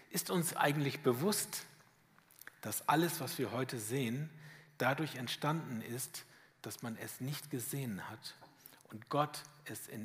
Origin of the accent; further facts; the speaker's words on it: Schwäbisch Hall, Baden-Württemberg, Germany; Ich weiß, ich komme aus Schwäbisch Hall, das hört man, ne?